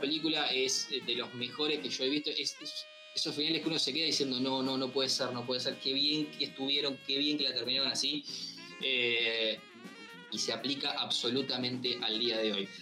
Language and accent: Spanish; Buenos Aires Province, Argentina; los que somos bonaerenses